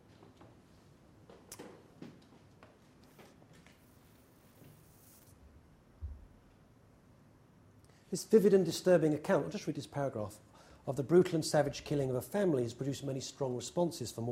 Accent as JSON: {"language": "English", "region": "England", "country": "United Kingdom", "moved": "yes", "lives_now": "New York, United States", "said": "I'm English"}